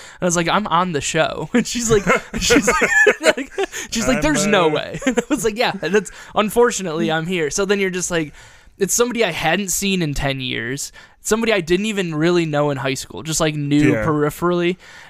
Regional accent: Toledo, Ohio, United States; moved away; Because I'm originally from Toledo

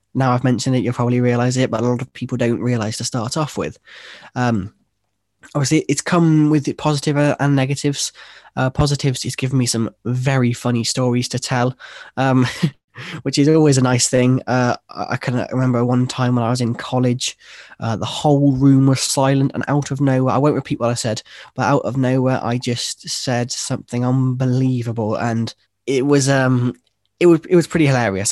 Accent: Worcester, West Midlands, United Kingdom; originally, I'm from a, a city, uh, in, in England called, called Worcester.

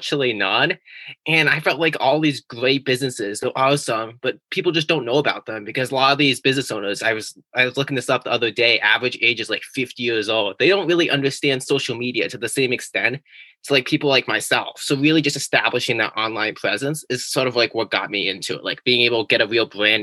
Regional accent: California, United States; now in New England, United States; originally, I was from California

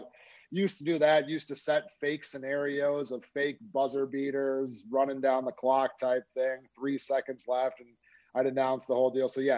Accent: Minnesota suburbs, United States; moved away; also born or lived in Nebraska; I'm actually from Minnesota originally. So I grew up in the Minnesota suburbs.

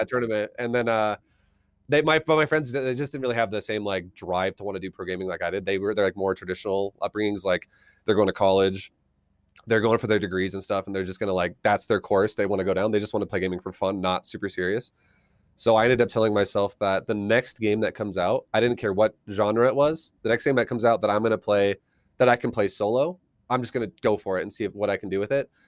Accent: Colorado, United States; also born or lived in Australia / California; I'm from Colorado. I've, uh, lived here pretty much the majority of my life

